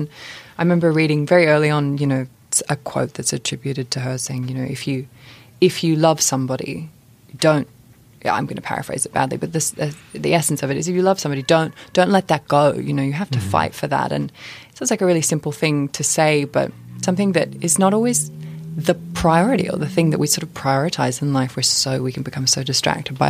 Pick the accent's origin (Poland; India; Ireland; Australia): Australia; now in London, United Kingdom; being the age I am and growing up in Australia.